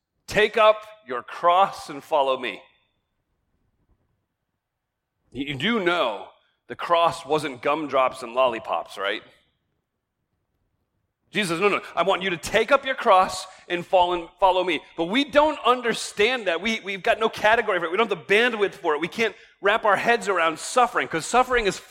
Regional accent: United States; we as American believers

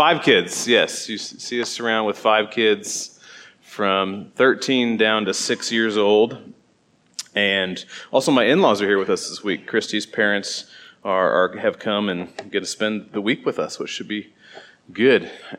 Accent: Mount Pleasant, Iowa, United States; My wife's Christy. We're from Mount Pleasant, Iowa, so southeast Iowa. It's where I grew up, and I have the opportunity to be a pastor at my home church right now.

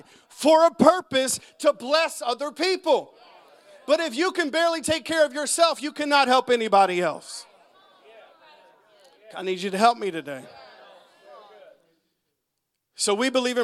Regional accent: United States; I'm an American

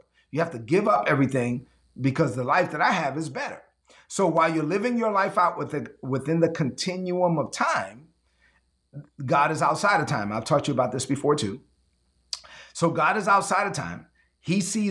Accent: New York City, New York, United States; I grew up in East New York, Brooklyn

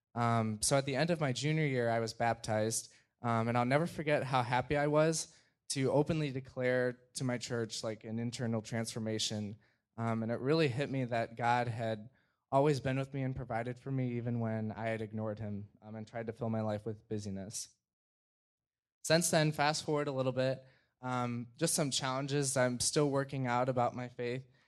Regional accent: Gurnee, Illinois, United States; I'm from Gurnee, Illinois

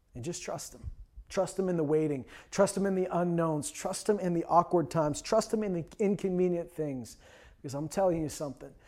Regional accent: Canada; I'm Canadian.

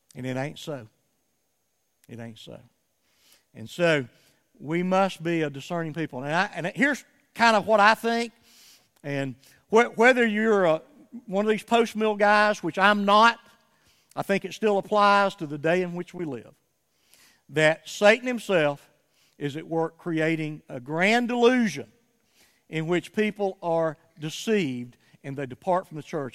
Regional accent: United States; to Chattanooga, Tennessee, to Rome, Georgia, the other kind of, you know, mid-sized cities adjacent to my hometown

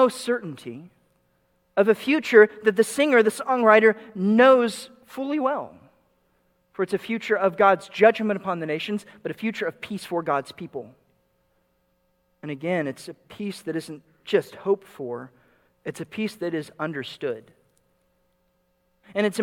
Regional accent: Dallas, Texas, United States; moved away; I grew up in the Dallas suburbs

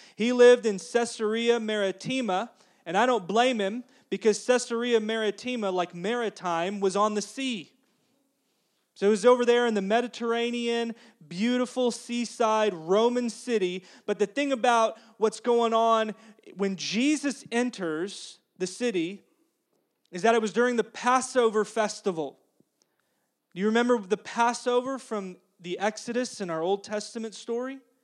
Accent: United States; also born or lived in Russia; I'm an American

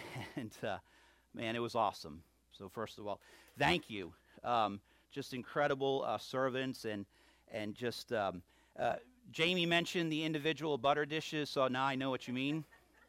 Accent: New England, United States; accent: New England; I'm getting my New England accent back a little bit here and there, and the southernness will take over here.

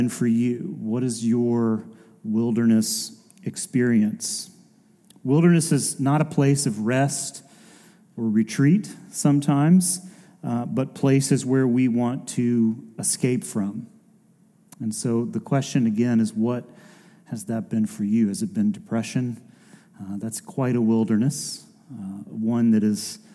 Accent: Decatur, Georgia, United States; I grew up just barely inside the perimeter. We grew up in Decatur, and literally 285.

